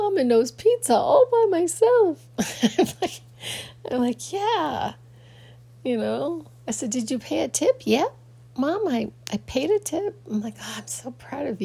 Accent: Phoenix, Arizona, United States; growing up in Phoenix was a very, very strange thing for me

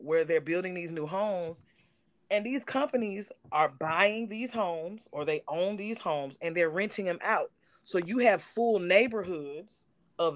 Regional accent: Atlanta, Georgia, United States; moved away; I was born in Atlanta and I stayed in Atlanta when I was younger

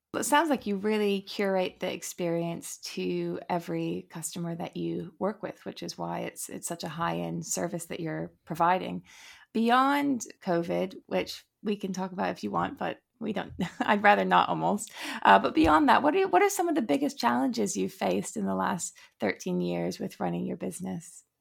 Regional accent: United States; I'm American

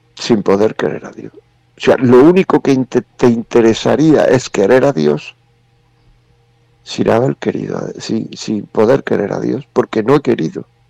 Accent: Granada, Andalusia, Spain; yo soy de Granada

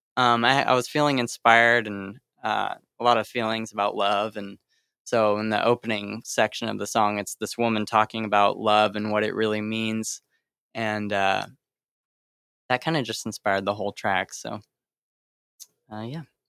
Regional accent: Sacramento, California, United States; I'm from Sacramento

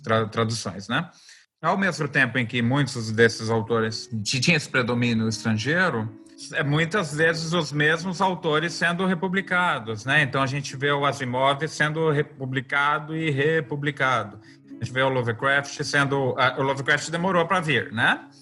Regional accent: Brazil; also born or lived in Campo Grande, Mato Grosso do Sul / São Paulo; A gente é brasileiro, a gente vai produzir as coisas a, a partir da nossa cultura

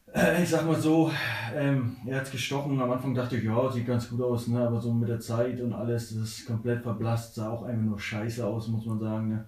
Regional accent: Neubrandenburg, Mecklenburg-Vorpommern, Germany; moved away as an adult; now in Hamburg, Germany; Vorher komme ich, äh, aus Neubrandenburg gewesen, ne? viele Jahre

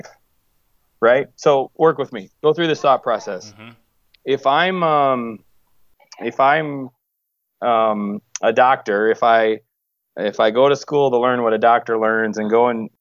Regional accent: Wisconsin, United States; moved away; also born or lived in Chicago, Illinois / West Coast; I'm from Wisconsin

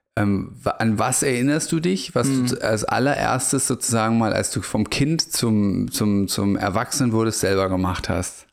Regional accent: Germany; moved away as an adult; now in Portugal; als gebürtiger Bundesrepublikaner

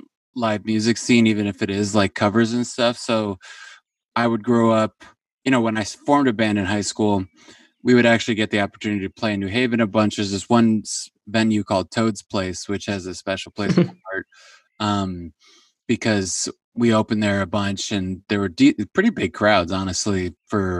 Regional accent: New Haven, Connecticut, United States; also born or lived in Brooklyn, New York; now in Los Angeles, United States; I grew up about 2 hours east of New York, in a suburb of New Haven, Connecticut

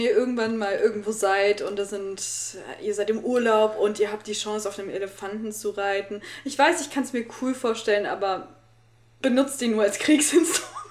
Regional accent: Rhineland, Germany; ich komme ja aus dem Rheinland

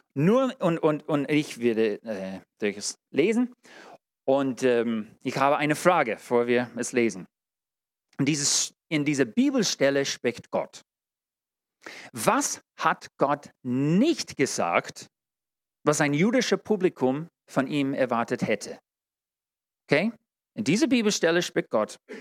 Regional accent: United States; German is a second language; now in Germany; Ich als Amerikaner

